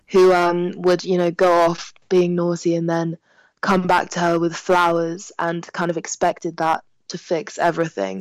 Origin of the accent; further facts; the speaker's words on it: London, United Kingdom; first language French; English is a second language; I'm born and bred in London